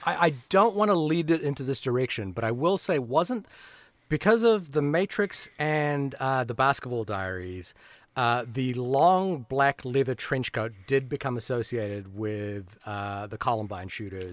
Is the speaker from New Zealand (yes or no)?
yes; New Zealand; as a New Zealander